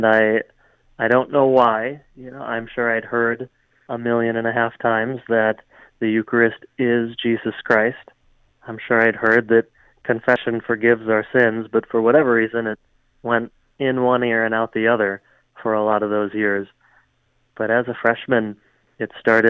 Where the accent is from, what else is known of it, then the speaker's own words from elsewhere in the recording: Hudson, Wisconsin, United States; I grew up in Hudson, Wisconsin